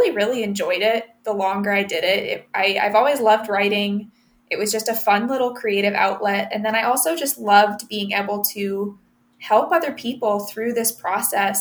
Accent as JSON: {"language": "English", "town": "Findlay", "region": "Ohio", "country": "United States", "tie": "born or raised there", "also_born_or_lived": "Reading, Pennsylvania / Toledo, Ohio", "said": "we moved to Findlay, Ohio. And I grew up, obviously spent a lot of my life there as well."}